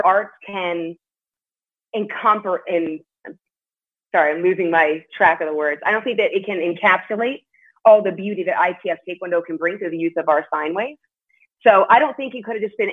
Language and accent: English; Las Vegas, Nevada, United States; also born or lived in New York City; we moved to Las Vegas from New York City